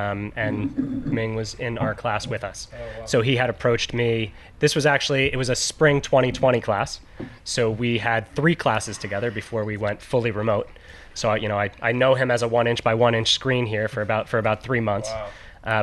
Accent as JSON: {"language": "English", "region": "East Coast", "country": "United States", "tie": "born or raised there", "said": "growing up in the East Coast, there weren't that many California wines that we were drinking"}